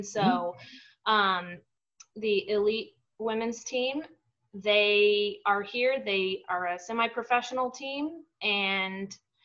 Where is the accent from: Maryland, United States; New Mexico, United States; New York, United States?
New Mexico, United States; Albuquerque; also born or lived in Roanoke, Virginia; now in Austin, United States; I'm from Albuquerque